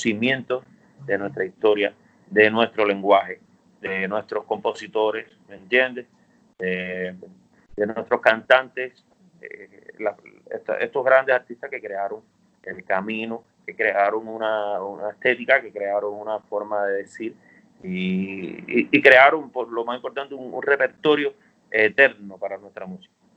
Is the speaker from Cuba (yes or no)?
yes; Cuba; now in Madrid, Spain; yo soy de Manaca, Naga, al lado de Trinidad, eh, soy, nací en el campo